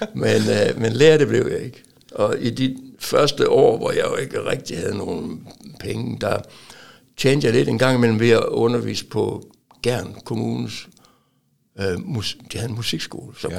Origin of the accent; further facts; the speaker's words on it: Aalborg, North Denmark Region, Denmark; moved away; also born or lived in Silkeborg; indtil jeg flyttede fra Aalborg.